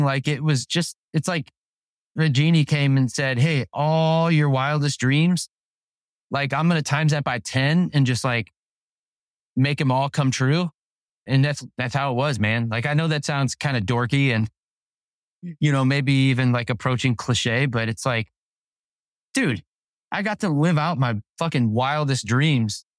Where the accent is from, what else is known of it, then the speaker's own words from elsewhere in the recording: Overland, Missouri, United States; we grew up in Saint Louis, Missouri, in a little town called Overland